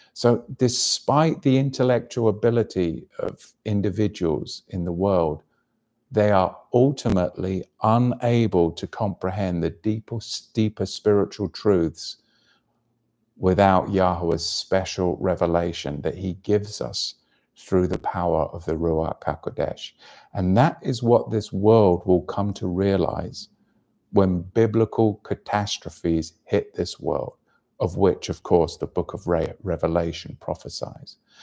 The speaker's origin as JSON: {"language": "English", "region": "England", "country": "United Kingdom", "tie": "born or raised there", "moved": "yes", "said": "my home country, of course, which was invaded by the Romans"}